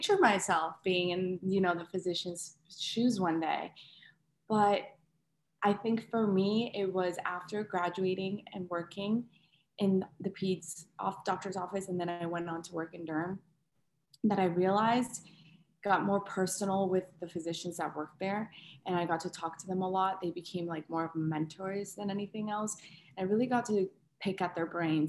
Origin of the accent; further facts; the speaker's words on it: West Palm Beach, Florida, United States; moved away as an adult; now in Orlando, United States; my hometown, which is West Palm Beach, Florida